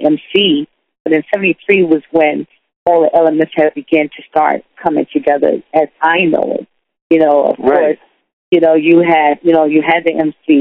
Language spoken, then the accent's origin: English; New York City, New York, United States; also born or lived in Wilmington, North Carolina / Harlem, Manhattan; My parents migrated to New York. And we first moved to the Bronx.